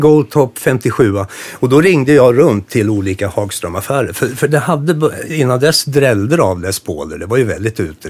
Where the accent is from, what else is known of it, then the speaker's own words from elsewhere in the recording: Nora, Örebro County, Sweden; det här var i Nora där jag växte upp